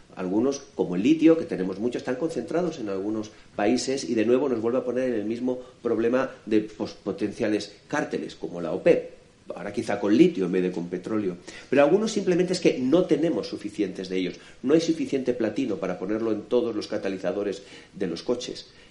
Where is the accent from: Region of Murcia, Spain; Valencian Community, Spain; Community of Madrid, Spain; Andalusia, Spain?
Valencian Community, Spain; Alicante; yo vengo de Alicante, Ahí tenemos nuestra maravillosa Vega Baja